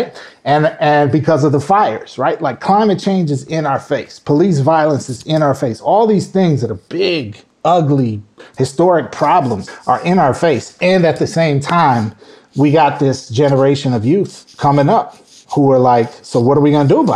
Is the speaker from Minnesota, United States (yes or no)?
yes; Minnesota, United States; moved away; I grew up in Minnesota